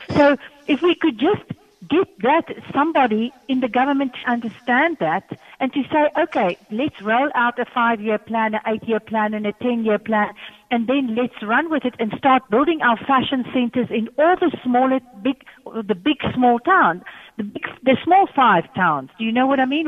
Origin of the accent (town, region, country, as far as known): South Africa